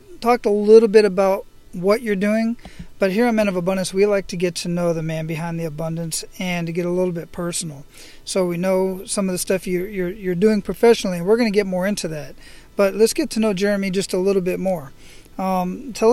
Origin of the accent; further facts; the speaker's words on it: Phoenix, Arizona, United States; moved away; I'm born and raised in Phoenix